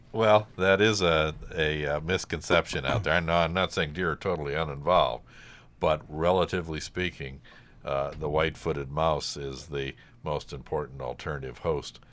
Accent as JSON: {"language": "English", "town": "Cleveland", "region": "Ohio", "country": "United States", "tie": "born or raised there", "moved": "as an adult", "lives_now": "Hudson Valley, United States", "said": "I grew up in Cleveland"}